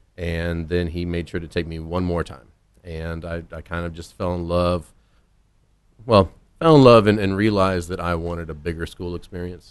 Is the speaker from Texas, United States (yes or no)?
yes; Houston, Texas, United States; born or raised there; moved away as an adult